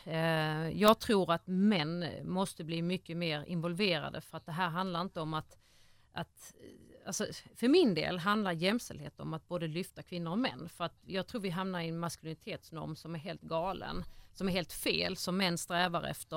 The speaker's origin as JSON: {"language": "Swedish", "town": "Ängelholm", "region": "Skåne", "country": "Sweden", "tie": "born or raised there", "said": "jag är från Ängelholm, eh, född och uppvuxen där"}